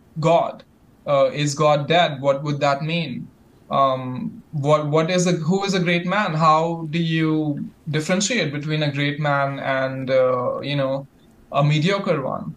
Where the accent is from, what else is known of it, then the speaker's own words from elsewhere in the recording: India; my heritage, I'm from India.